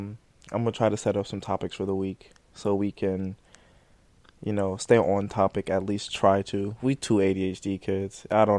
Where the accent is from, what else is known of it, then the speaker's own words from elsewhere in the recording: Cincinnati, Ohio, United States; since we came both from Cincinnati, you know. Or the shitty city.